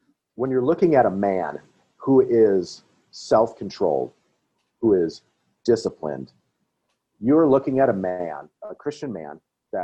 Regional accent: Wisconsin, United States; I grew up in Wisconsin

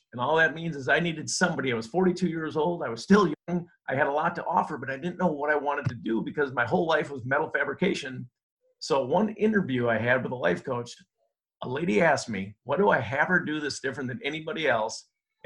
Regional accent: Minnesota, United States; I grew up in Minnesota. I'm a Minnesota guy, born and raised

